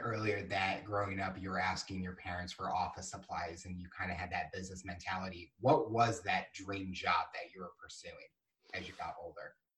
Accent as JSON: {"language": "English", "region": "Missouri", "country": "United States", "tie": "born or raised there", "said": "as we're both are growing up in Missouri"}